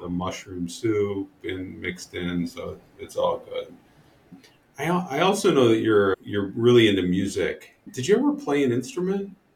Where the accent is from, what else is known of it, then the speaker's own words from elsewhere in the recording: Ohio, United States; I grew up in in Ohio